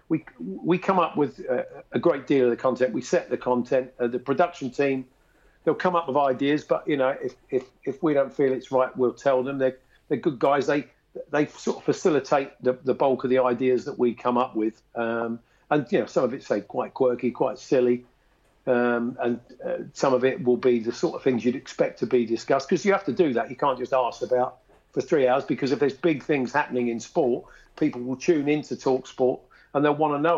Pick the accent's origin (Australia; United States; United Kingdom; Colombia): United Kingdom; London; also born or lived in Stoke Newington / Edmonton; I was born much nearer Arsenal than I was Tottenham, but I moved from that part of North London to Edmonton.